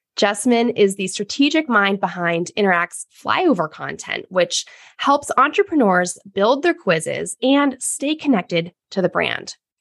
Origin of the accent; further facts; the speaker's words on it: United States; growing up as American woman